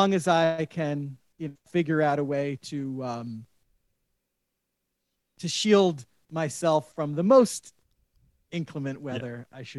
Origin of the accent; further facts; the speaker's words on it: New York, United States; I'm a New Yorker